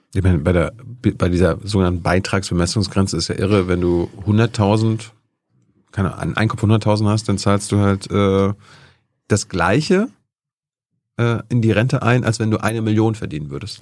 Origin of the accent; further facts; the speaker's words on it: East Germany, Germany; Ich bin ja ostdeutsch.